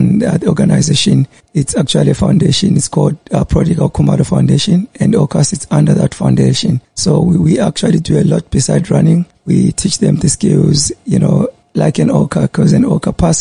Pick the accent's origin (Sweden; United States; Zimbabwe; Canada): Zimbabwe; Bulawayo; moved away as an adult; also born or lived in Pretoria; now in Durban, South Africa; I was born in Bulawayo, 1982, and I moved up here in 2004.